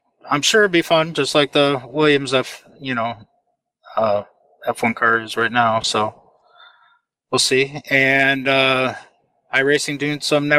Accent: Finland; English is a second language; even though you're from my home country of Finland.

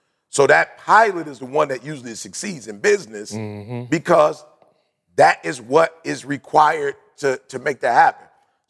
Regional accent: Detroit, Michigan, United States; I wasn't a Seventh-day Adventist at the time, but growing up in Detroit, you couldn't afford an automatic.

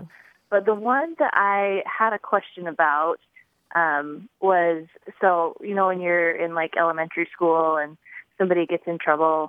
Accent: Albuquerque, New Mexico, United States; moved away as an adult; now in Dallas, United States; I grew up in Albuquerque, New Mexico

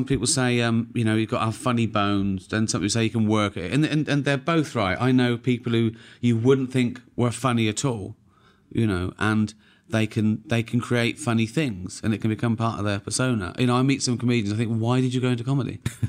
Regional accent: Reading, South East England, United Kingdom; born there; I was born in Whitley Estate in Reading. It was a poor working class estate. I was born in early 60s.

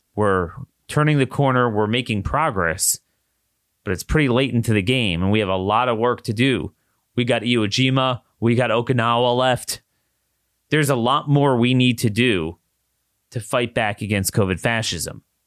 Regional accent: Maryland, United States; moved away; my home state, the University of Maryland system

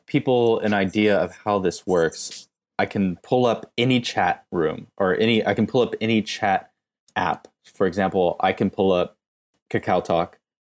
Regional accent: United States; moved away as an adult; now in Korea; I'm American and I went to school in the U S

